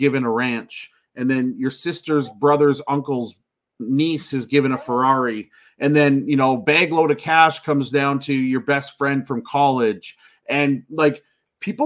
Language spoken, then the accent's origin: English; Canada; I'm a Canadian